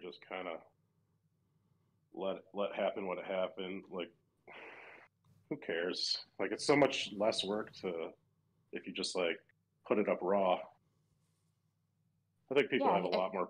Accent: Wisconsin, United States; I'm from Wisconsin

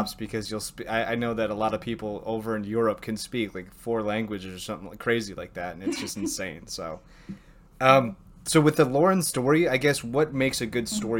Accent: United States; I'm from America

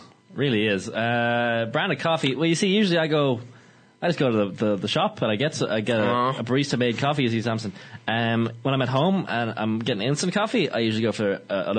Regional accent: Balbriggan, Leinster, Ireland; I'm from Balbriggan.

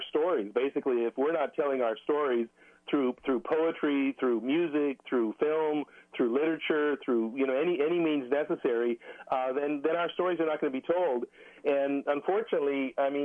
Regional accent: Albuquerque, New Mexico, United States; moved away as an adult; also born or lived in Arizona; now in California, United States; I grew up in New Mexico. Grew up in Albuquerque. That's my home

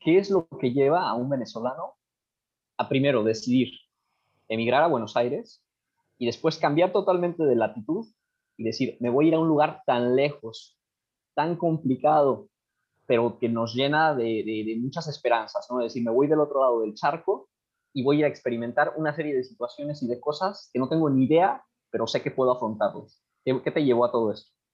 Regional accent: Mexico; nosotros que somos de México

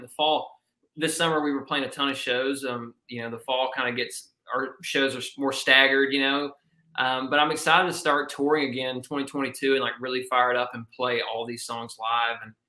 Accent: Georgia, United States; my hometown in Georgia

